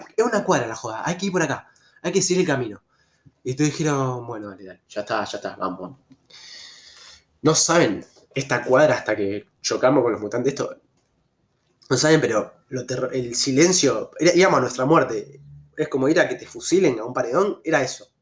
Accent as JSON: {"language": "Spanish", "country": "Argentina", "also_born_or_lived": "Rosario", "said": "como buen argentino"}